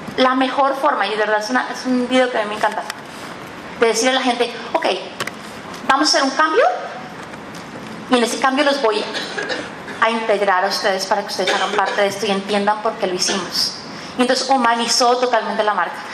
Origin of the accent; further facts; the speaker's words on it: Colombia; now in Mexico; Soy una colombiana que vive en México